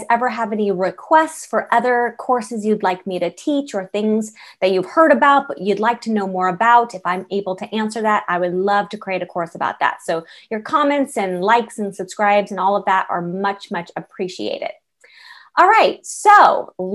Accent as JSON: {"language": "English", "town": "San Diego", "region": "California", "country": "United States", "tie": "born or raised there", "also_born_or_lived": "San Francisco / Los Angeles", "said": "I am born and raised in California. And I went to college in San Francisco. I lived there for 9 years. I was, raised in San Diego"}